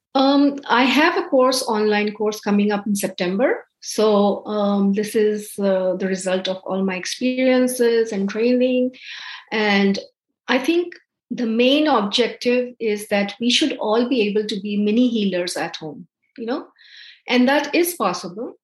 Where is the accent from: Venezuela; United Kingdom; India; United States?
India; moved away as an adult; also born or lived in Dubai; now in Canada; Growing up in India, I had heard of Ayurveda